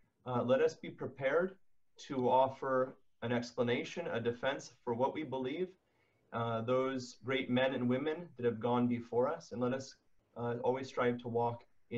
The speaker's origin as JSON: {"language": "English", "region": "California", "country": "United States", "tie": "born or raised there", "said": "Well, I grew up in California, and so of course, in our history courses, there's social studies, right?"}